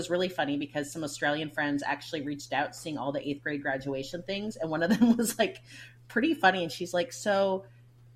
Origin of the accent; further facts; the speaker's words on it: Washtenaw County, Michigan, United States; I grew up in Washtenaw County